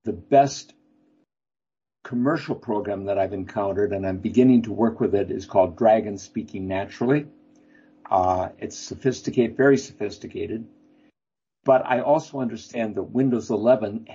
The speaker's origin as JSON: {"language": "English", "town": "Lansing", "region": "Michigan", "country": "United States", "tie": "born or raised there", "moved": "yes", "said": "my hometown, Lansing, Michigan"}